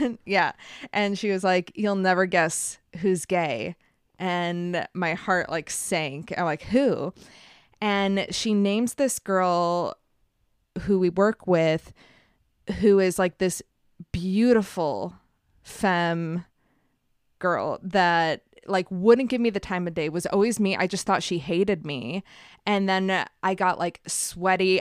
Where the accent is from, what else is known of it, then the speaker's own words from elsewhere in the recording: Buffalo, New York, United States; also born or lived in Montreal, Canada; outside of Buffalo, which isn't as cool as Montreal